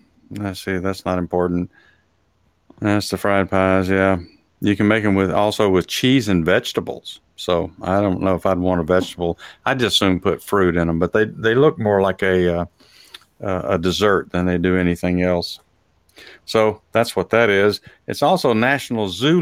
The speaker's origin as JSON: {"language": "English", "region": "Texas", "country": "United States", "tie": "born or raised there", "moved": "yes", "lives_now": "Atlanta, United States", "said": "I was raised in Texas, so we had some real authentic food, Mexican food there."}